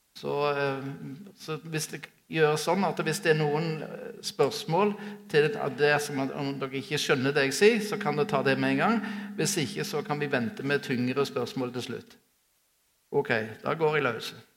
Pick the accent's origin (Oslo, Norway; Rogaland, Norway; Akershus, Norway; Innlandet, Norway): Rogaland, Norway; Sola; vokste opp på Sola flyplass